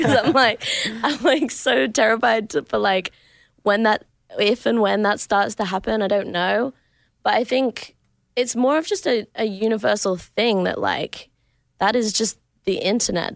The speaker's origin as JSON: {"language": "English", "town": "Adelaide", "region": "South Australia", "country": "Australia", "tie": "born or raised there", "moved": "yes", "said": "So my hometown is in Adelaide."}